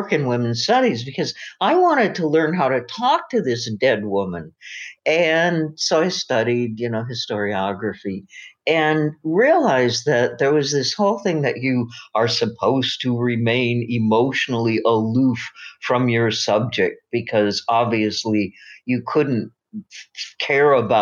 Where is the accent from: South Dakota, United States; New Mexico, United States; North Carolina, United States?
South Dakota, United States; Aberdeen; moved away as an adult; also born or lived in Sacramento, California; I was from South Dakota and that I grew up in Aberdeen